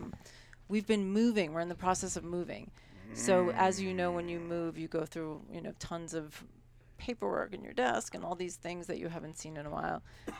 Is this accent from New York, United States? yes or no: yes; New York, United States; growing up in New York.